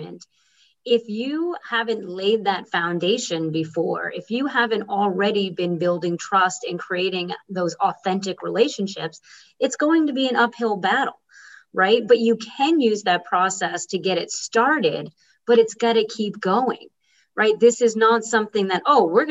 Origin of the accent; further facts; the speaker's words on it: Boston, Massachusetts, United States; I'm from Boston